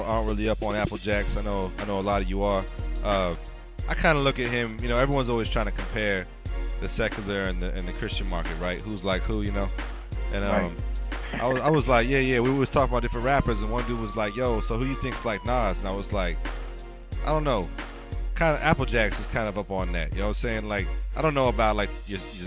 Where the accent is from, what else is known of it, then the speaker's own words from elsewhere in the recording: San Diego, California, United States; my hometown, San Diego